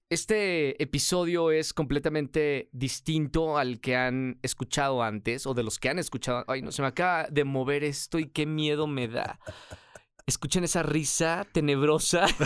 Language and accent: Spanish; Puebla, Mexico; now in Guadalajara, Mexico; Bueno, en realidad soy de Puebla, pero llevo viviendo más de mi vida en Guadalajara